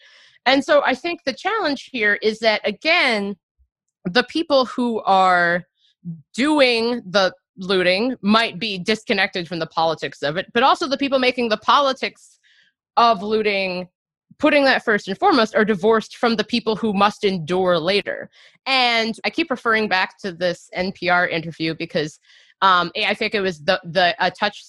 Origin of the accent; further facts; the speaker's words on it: Cincinnati, Ohio, United States; when I was in eighth grade, it was April 2001, and I grew up in Cincinnati, Ohio